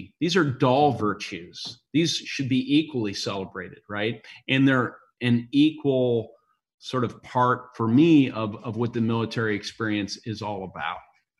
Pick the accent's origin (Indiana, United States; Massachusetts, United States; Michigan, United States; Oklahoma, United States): Indiana, United States; You know, you came from New Jersey. I came from Indiana.